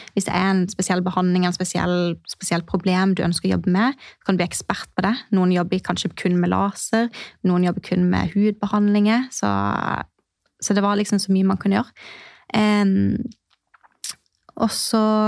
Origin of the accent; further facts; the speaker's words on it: Mandal, Agder, Norway; moved away as an adult; now in Kristiansand, Norway; Jeg kommer eh, egentlig fra Mandal, eh, en time, trygg kvarter fra Kristiansand. Men har bodd i Kristiansand de siste eh, seks årene.